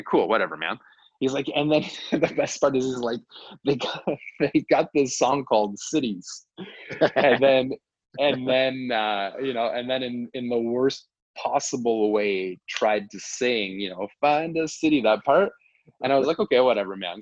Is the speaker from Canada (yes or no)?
yes; Canada; we're Canadian